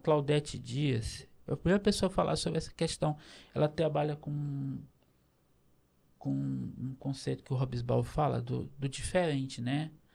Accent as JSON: {"language": "Portuguese", "town": "Itapecuru-Mirim", "region": "Maranhão", "country": "Brazil", "tie": "born or raised there", "said": "eu nasci em Itapecuru, Mirim, no Maranhão"}